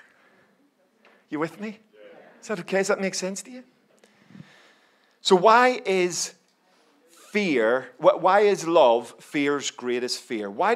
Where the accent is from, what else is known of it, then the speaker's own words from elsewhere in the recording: Belfast, Northern Ireland, United Kingdom; I grew up in Belfast, as you can probably tell from my accent